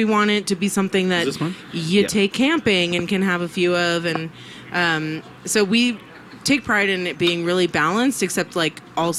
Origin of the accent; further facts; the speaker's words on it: New York City, New York, United States; I'm from New York City.